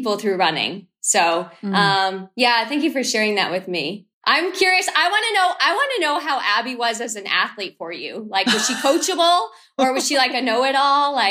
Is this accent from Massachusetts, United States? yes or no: yes; Boston, Massachusetts, United States; I'm from Boston